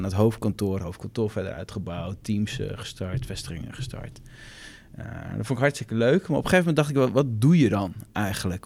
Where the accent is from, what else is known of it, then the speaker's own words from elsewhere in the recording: Assen, Drenthe, Netherlands; moved away as an adult; now in Groningen, Netherlands; geboren in Assen. Op een gegeven moment voor de opleiding commerciële economie ben ik naar Groningen verhuisd. Daar woon ik nog steeds.